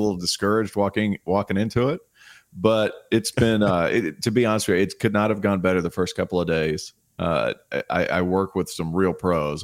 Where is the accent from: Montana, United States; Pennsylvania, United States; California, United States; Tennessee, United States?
Tennessee, United States; now in Charlotte, United States; I grew up in Tennessee, about three and a half hour drive from Charlotte.